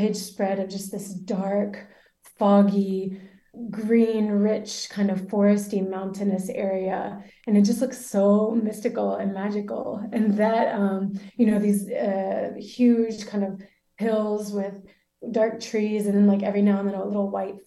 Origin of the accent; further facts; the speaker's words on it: Birmingham, Alabama, United States; moved away as an adult; also born or lived in Louisiana; now in San Sebastián, Spain; moved back to Birmingham, which is where I'm from